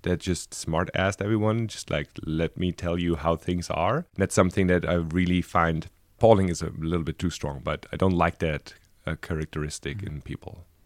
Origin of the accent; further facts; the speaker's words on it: Frankfurt, Hesse, Germany; moved away as an adult; also born or lived in Berlin; I was born in Frankfurt, and I lived the last ten years, uh, before I came here in Berlin.